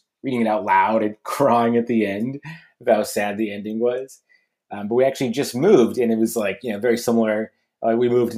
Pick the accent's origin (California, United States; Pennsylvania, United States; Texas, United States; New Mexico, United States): New Mexico, United States; Albuquerque; now in Portland, United States; I grew up in Albuquerque, New Mexico